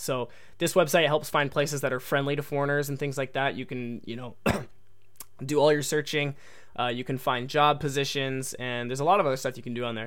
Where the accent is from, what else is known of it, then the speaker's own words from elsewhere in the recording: United States; accent: American English; first language English; I was born and raised in America, so I come from an English-speaking country